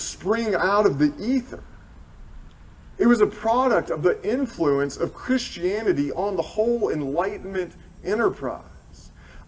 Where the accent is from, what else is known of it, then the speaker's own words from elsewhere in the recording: Tennessee, United States; I am from Tennessee